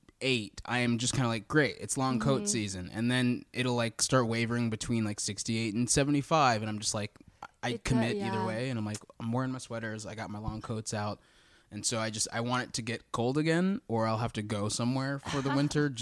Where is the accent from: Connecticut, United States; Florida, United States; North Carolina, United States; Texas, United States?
Texas, United States; No, I grew up in Texas.